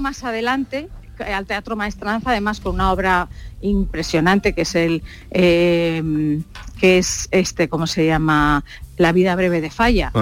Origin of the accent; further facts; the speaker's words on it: Basque Country, Spain; yo soy vasca